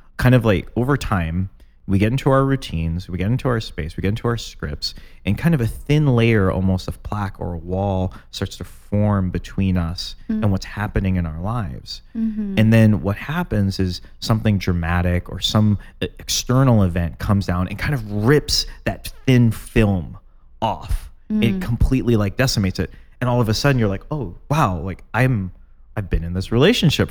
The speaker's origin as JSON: {"language": "English", "town": "Chicago", "region": "Illinois", "country": "United States", "said": "as a Chicagoan"}